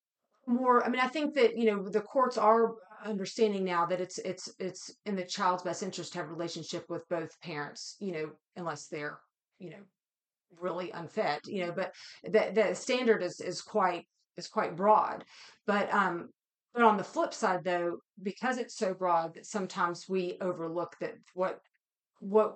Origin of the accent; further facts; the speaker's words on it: West Virginia, United States; I'm from West Virginia